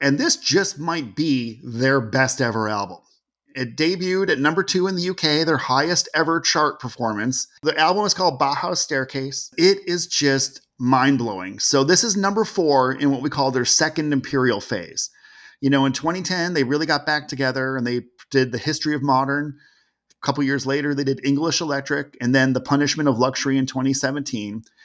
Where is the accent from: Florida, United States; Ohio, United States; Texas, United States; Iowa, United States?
Ohio, United States; Cleveland; moved away; also born or lived in California; I grew up in Cleveland, in the seventies